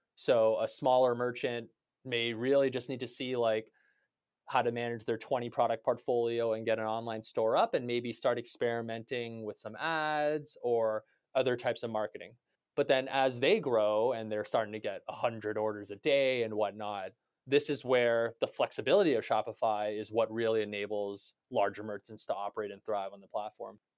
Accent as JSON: {"language": "English", "country": "Canada", "said": "as a Canadian"}